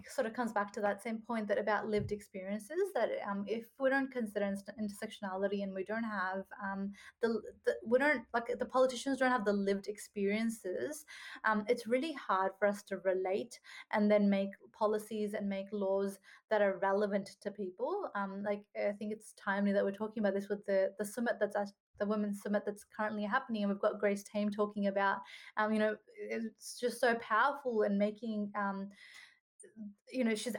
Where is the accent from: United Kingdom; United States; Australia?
Australia; We are Australian, and it just feels really hard to say, you know, we're Australian, but then we're not treated the same as every Australian.